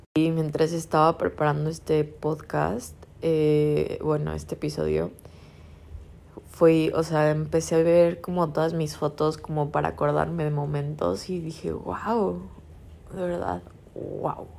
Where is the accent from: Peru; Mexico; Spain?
Mexico; Guadalajara, Jalisco; yo crecí en Guadalajara 20 años de mi vida